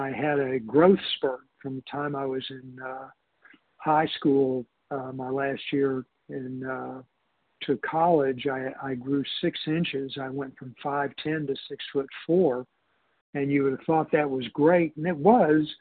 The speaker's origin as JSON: {"language": "English", "town": "Houston", "region": "Texas", "country": "United States", "tie": "born or raised there", "said": "I grew up in Houston, it was hot there"}